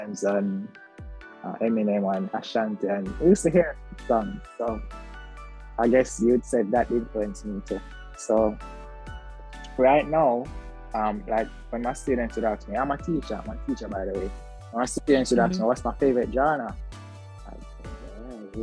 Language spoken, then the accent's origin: English; Kingston, Jamaica; also born or lived in Mandeville, Manchester, Jamaica; I grew up in Kingston